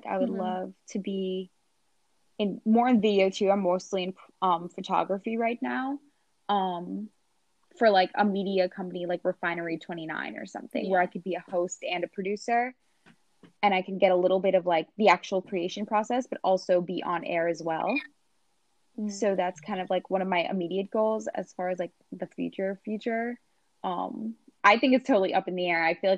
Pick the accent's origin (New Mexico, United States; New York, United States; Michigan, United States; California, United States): New York, United States; Long Island; also born or lived in Queens, New York; I was born in Queens and like my parents were pushed out because the cost of living just became too crazy in Queens due to issues like gentrification. So I moved to Long Island and I grew up in a pretty like poor minority community